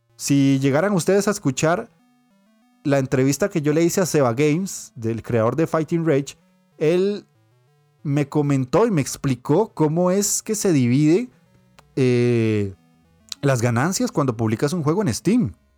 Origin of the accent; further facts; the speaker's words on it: Costa Rica; yo soy obviamente de Costa Rica